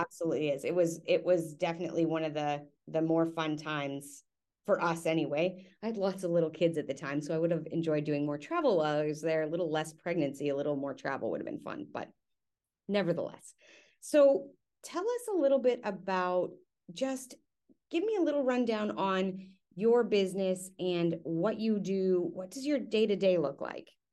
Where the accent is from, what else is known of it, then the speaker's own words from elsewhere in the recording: Canada; also born or lived in Perth, Australia; now in Houston, United States; we are Canadian and we went to Australia and now we live in Houston